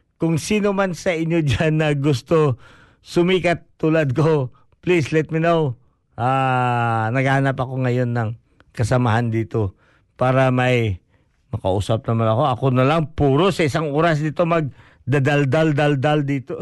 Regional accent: Philippines; now in Canterbury, New Zealand; I'm very proud to be a Filipino

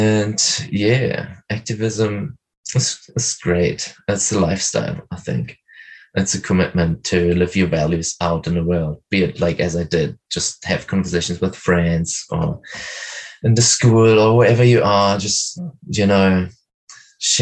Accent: Berlin, Germany; I'm from Berlin

